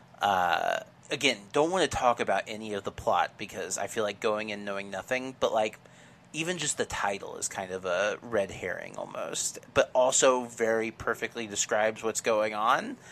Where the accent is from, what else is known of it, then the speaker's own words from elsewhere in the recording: Midwest, United States; I grew up in the Midwest